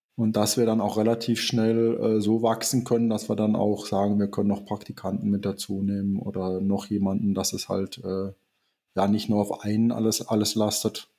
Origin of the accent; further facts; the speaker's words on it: Southern Germany, Germany; now in Eifel, Germany; ich bin ja eigentlich auch hier zuge zugereist, man hört das vielleicht so ein bisschen raus. Ich komme aus Süddeutschland